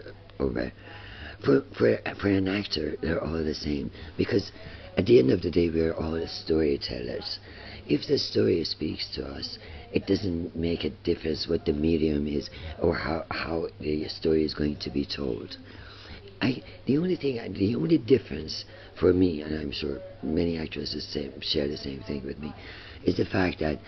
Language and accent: English; Iran; moved away; coming from Iran